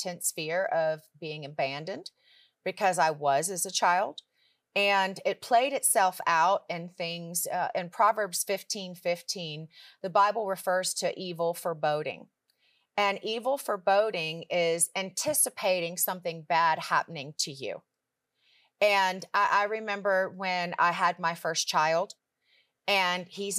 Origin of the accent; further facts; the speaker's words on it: Richmond, Virginia, United States; I grew up in Richmond, Virginia, and I grew up in church